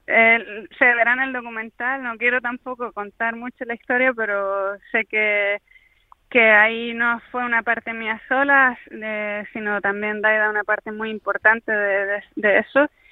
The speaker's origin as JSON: {"language": "Spanish", "region": "Canary Islands", "country": "Spain", "said": "siendo Canarias"}